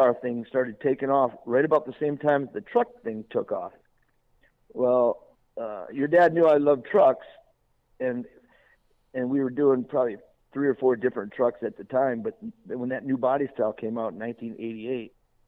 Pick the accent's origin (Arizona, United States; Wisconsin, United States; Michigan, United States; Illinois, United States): Wisconsin, United States; Beloit; moved away as an adult; also born or lived in California; I'm just from Wisconsin